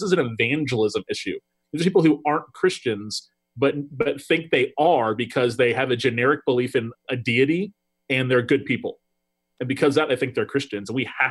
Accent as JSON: {"language": "English", "region": "the South", "country": "United States", "said": "You know, we're from the South and we drive trucks and wear Columbia shirts"}